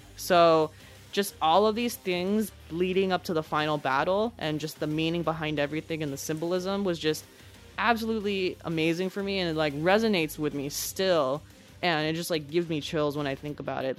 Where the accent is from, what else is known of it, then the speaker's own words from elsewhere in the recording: San Francisco Bay Area, California, United States; we're from California, we're from the San Francisco Bay Area